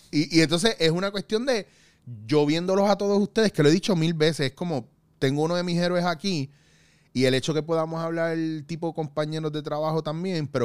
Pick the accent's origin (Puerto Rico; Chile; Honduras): Puerto Rico; now in Spain